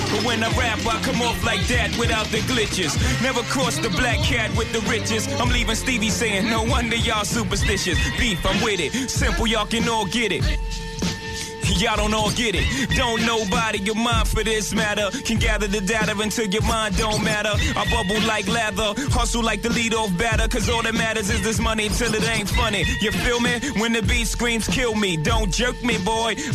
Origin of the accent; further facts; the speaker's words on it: New York City, New York, United States; I'm originally from Brooklyn, you know.